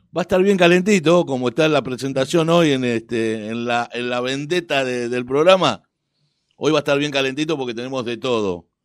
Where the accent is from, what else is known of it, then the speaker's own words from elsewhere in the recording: Dock Sud, Buenos Aires, Argentina; yo soy hombre de Doxú y hombre, digo, un ciudadano de Doxú de toda la vida.